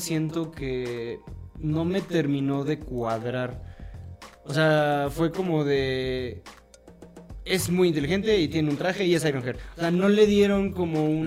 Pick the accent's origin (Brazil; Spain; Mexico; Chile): Mexico; soy mexicano